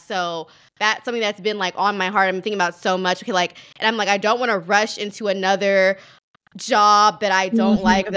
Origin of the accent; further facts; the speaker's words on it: the South, United States; now in New York, United States; I'm from the South